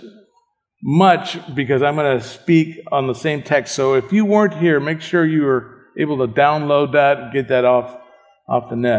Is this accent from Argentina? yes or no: yes; Argentina; I was born in Argentina.